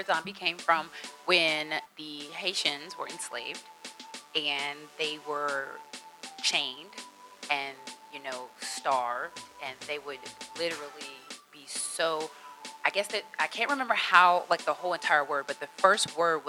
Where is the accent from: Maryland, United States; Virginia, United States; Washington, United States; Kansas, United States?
Virginia, United States; Tidewater area; I'm from the Tide Water area. We like to say the word worrisome